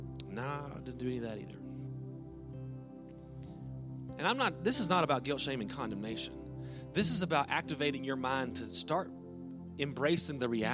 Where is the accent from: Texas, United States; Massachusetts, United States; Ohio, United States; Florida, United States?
Texas, United States; And, of course, that's when we're from Texas, like, "Thank God we made it. We made it."